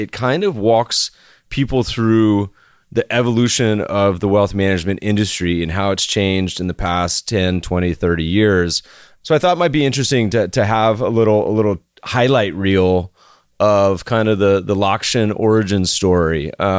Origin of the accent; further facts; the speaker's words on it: North Carolina, United States; now in Los Angeles, United States; We're both from North Carolina, so spent many a summers in Winston-Salem and other places.